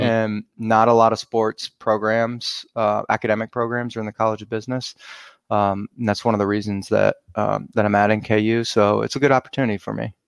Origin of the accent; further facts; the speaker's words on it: Cleveland, Ohio, United States; I grew up around Cleveland